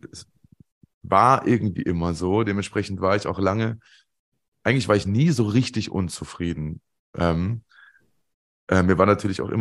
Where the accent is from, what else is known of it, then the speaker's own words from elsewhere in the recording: Munich, Bavaria, Germany; wie gesagt, ich komme aus der, aus der Ecke München, hat viel Süddeutsche Zeitung gelesen.